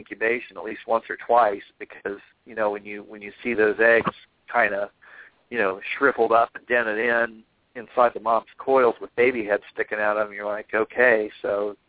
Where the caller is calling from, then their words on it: Kansas City, Missouri, United States; Kansas City, Missouri. So it's almost 11.